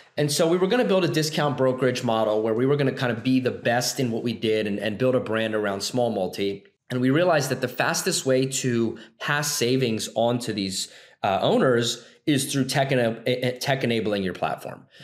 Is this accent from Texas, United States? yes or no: no; Philadelphia, Pennsylvania, United States; I'm from the Philadelphia area, grew up here, um, lived in kind of the suburbs, and uh, migrated to the city for college